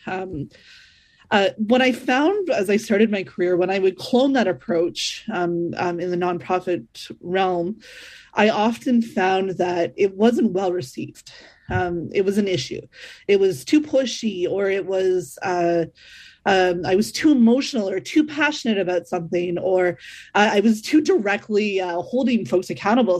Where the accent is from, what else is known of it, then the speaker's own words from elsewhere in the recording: Northern Ontario, Canada; growing up in Northern Ontario myself